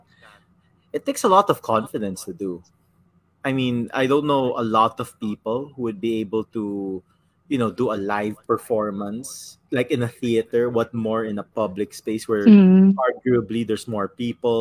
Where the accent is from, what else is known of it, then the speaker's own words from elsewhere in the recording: San Juan, Metro Manila, Philippines; my hometown of Green Hills